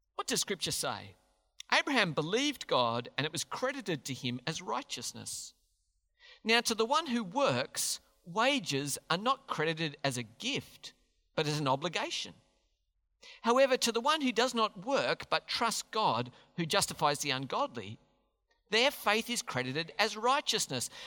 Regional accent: Australia; We're Australians.

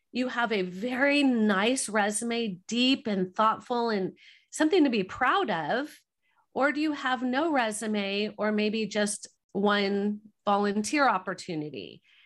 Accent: Southern California, United States; We're from Southern California.

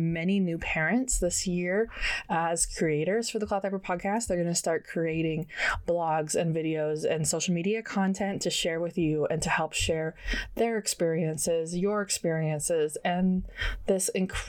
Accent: Canada; as a Canadian, we don't get a lot of summer

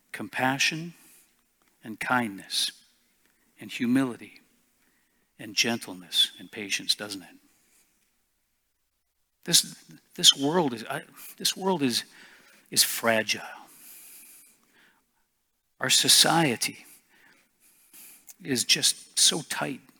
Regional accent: Canada; I may have rights as a Canadian, but as a Christian, I gave it all up.

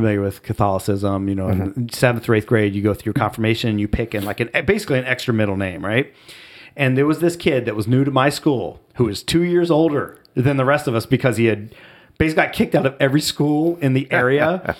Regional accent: Ohio, United States; moved away as an adult; growing up in Southwest Ohio, moving to the D.C. metro area in 2000 with a four-year-old and a one-year-old

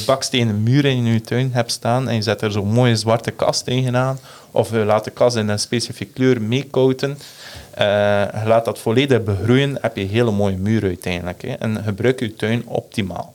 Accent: Netherlands; wij Nederlanders

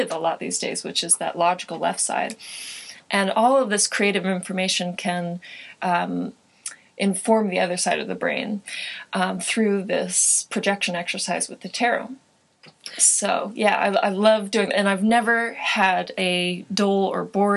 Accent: Joshua Tree, California, United States; moved away; also born or lived in San Francisco, California; I hail from Joshua Tree, California, which is a small desert town

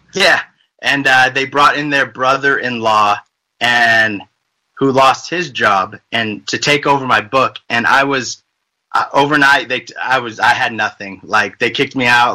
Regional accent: Las Vegas, Nevada, United States; moved away as an adult; now in Utah, United States; I'm originally from Las Vegas, um, born and raised.

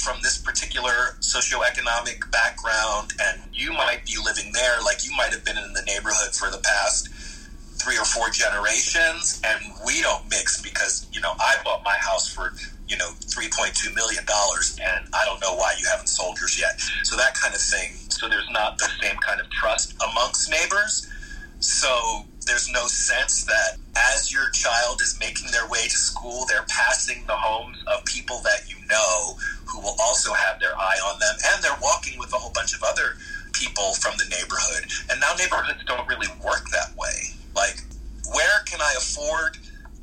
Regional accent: Philadelphia, Pennsylvania, United States; Philadelphia was an interesting place to grow up

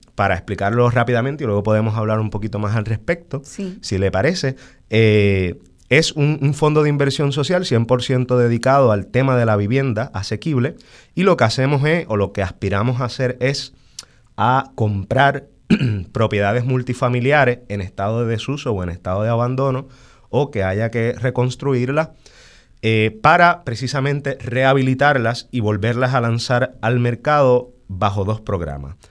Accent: San Juan, Puerto Rico; also born or lived in Santurce; Yo soy natural de Río Piedras, pero en ese momento estaba residiendo en la zona de Santurce

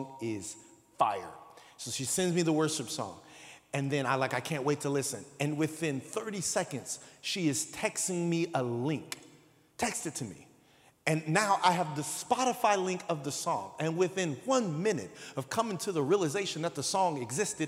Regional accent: San Bernardino, California, United States; I'm from San Bernardino

